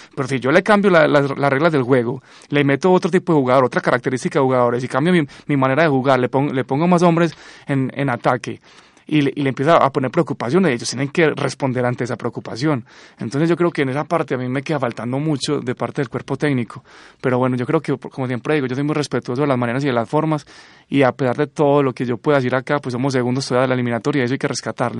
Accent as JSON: {"language": "Spanish", "country": "Colombia", "said": "obviamente soy colombiano"}